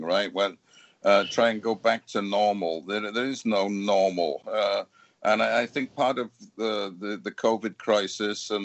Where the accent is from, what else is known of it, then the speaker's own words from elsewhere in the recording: United Kingdom; moved away; being British